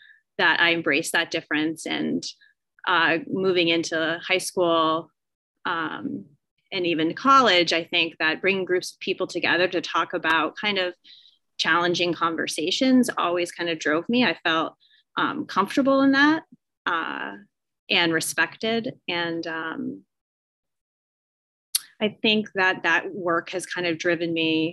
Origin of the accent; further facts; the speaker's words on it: Southern Vermont, United States; I was born and raised in Southern Vermont